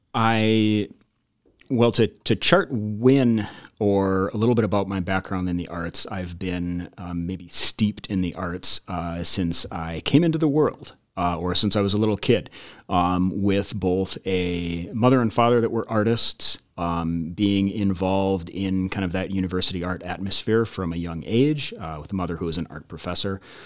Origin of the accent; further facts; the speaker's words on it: Midwest, United States; Coming, coming from, like, the Midwest and growing up in the Midwest